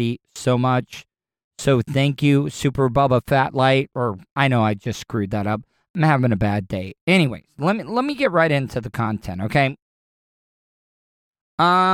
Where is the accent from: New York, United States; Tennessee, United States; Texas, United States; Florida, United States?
Florida, United States; DeLeon Springs; I grew up in DeLeon Springs